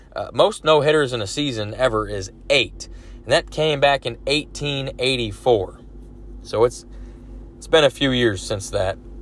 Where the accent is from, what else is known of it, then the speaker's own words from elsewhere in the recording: Dallas, Texas, United States; Mavericks are my favorite team, my hometown team